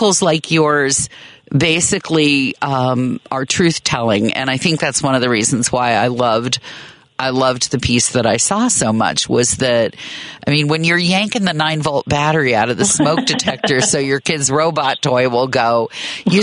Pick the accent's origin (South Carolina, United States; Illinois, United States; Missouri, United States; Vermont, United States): Illinois, United States; north of Chicago; moved away as an adult; also born or lived in Manhattan, Kansas / Bay Area, California; When we moved from the Bay Area back to Chicago, and I grew up north of the city